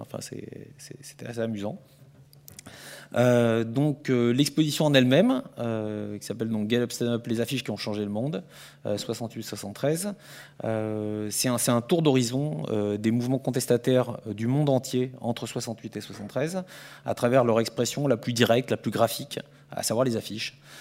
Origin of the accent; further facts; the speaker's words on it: France; je suis français